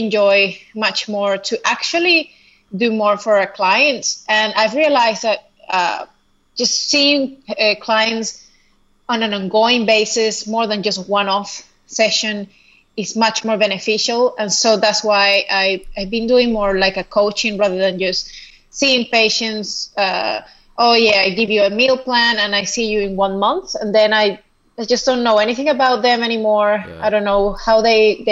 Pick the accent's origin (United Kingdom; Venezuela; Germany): Venezuela; moved away as an adult; now in Australia; I am originally from Venezuela. And then I moved here 6 years ago to Australia